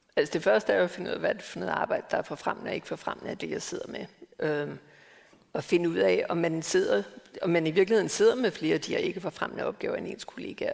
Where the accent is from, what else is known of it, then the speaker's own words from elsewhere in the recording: Denmark; moved away; født og opvokset i Danmark